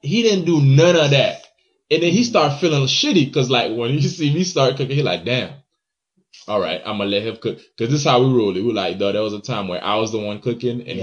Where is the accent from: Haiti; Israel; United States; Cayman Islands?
Haiti; moved away; when I was in Haiti